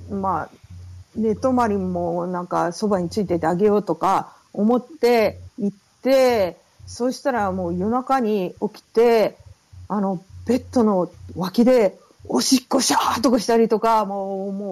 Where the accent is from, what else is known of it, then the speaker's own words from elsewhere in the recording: Tokyo, Japan; also born or lived in Fukushima / Okinawa; 東京、福島ですね。あと、まあ、沖縄も後に行くことになるんですけど、あの、うん、まあ、ベースは東京、親戚は、あの、ファミリーは東京